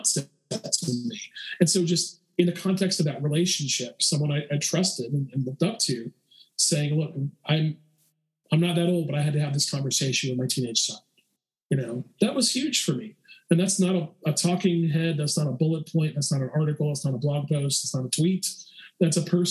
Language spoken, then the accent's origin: English; the South, United States; growing up in the South